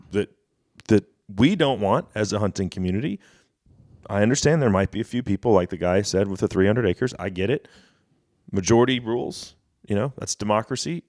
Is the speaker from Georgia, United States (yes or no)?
no; Dallas, Texas, United States; moved away as an adult; now in McKinney, United States; I grew up in Dallas